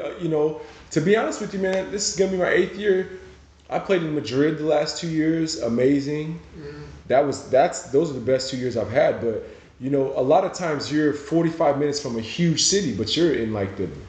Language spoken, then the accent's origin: English; Nigeria; now in United States; You know, growing up in Nigeria, you can't explain to somebody who hasn't been to Africa the joy that the people there have.